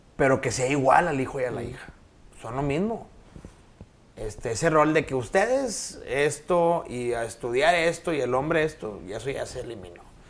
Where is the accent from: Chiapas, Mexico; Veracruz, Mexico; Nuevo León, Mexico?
Nuevo León, Mexico; de niño yo estudié en el Colegio San Patricio por una sencilla razón. Vivía enfrente.